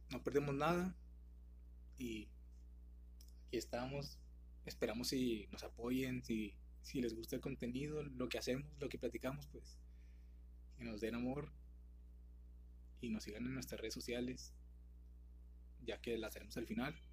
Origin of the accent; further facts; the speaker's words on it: General Escobedo, Nuevo León, Mexico; somos de México, como ya lo pudieron saber. Prácticamente somos de México, de la ciudad de Nuevo León, de, Escobedo, para ser más específicos.